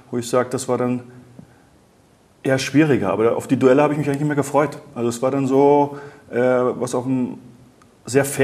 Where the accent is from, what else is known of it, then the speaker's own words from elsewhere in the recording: Baltic coast, Germany; aber ich bin auch an der Ostsee groß geworden.